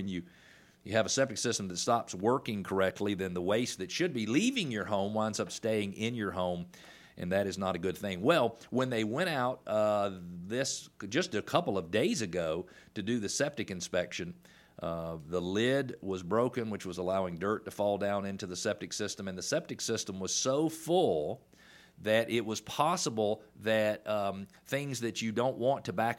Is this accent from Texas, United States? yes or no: no; Atlanta, Georgia, United States; also born or lived in Indiana / South Carolina / Illinois; you are a native of Metro Atlanta. I was born in Metro Atlanta in 1968. I've lived in Atlanta most of my life, with the exception of 10 years where I worked for another company, and I lived in Indiana, I lived in South Carolina